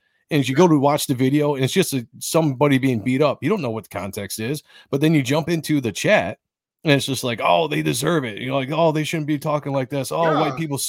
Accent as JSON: {"language": "English", "country": "United States", "said": "We fell for it as a people. As the American people, we absolutely fell for it."}